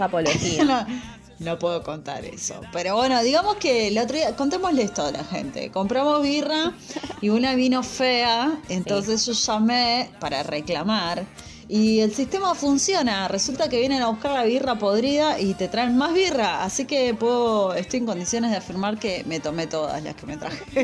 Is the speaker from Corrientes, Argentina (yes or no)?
no; Lanús, Buenos Aires Province, Argentina; nací criada en la Lanús